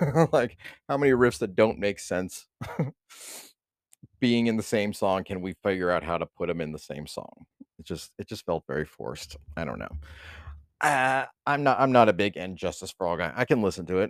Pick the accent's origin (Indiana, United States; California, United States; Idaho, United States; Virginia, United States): California, United States; East Bay; I'm from the East Bay